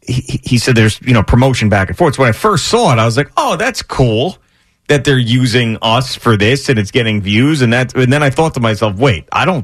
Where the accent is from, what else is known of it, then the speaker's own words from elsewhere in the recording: Long Island, New York, United States; I grew up on Long Island.